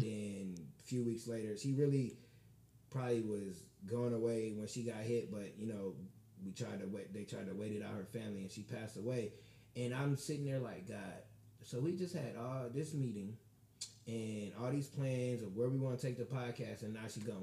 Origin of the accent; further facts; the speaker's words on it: Michigan City, Indiana, United States; I'm from Michigan City